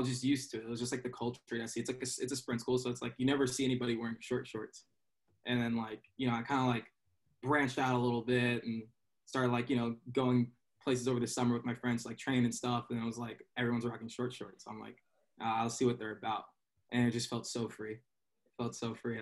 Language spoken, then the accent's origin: English; South Texas, United States; moved away as an adult; also born or lived in Los Angeles / New York City; now in Pennsylvania, United States; I'm originally from South Texas, so it's a little more spread out down there